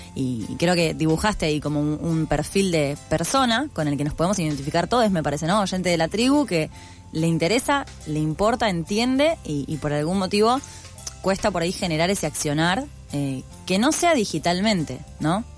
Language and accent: Spanish; Buenos Aires, Argentina; como persona porteña